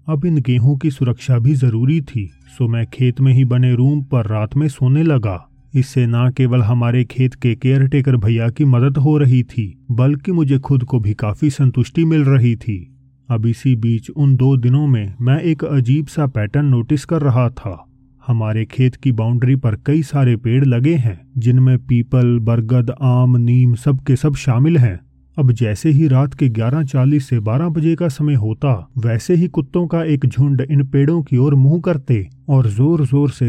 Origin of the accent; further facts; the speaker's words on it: Uttar Pradesh, India; और मैं उत्तर प्रदेश का रहने वाला हूँ